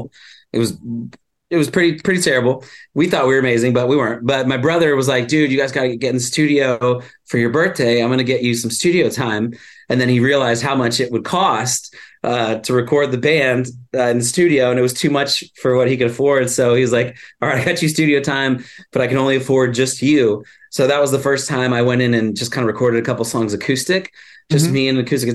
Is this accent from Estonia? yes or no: no; Flower Mound, Texas, United States; also born or lived in Florida; now in Los Angeles, United States; I'm from like a little town called Flower Mound, about 45 okay. minutes outside Dallas. And then I moved to LA like in right around like 2000, 2001